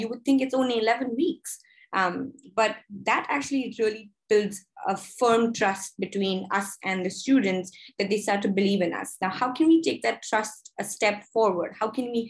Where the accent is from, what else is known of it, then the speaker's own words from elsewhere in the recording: India; moved away as an adult; now in United States; I am originally from India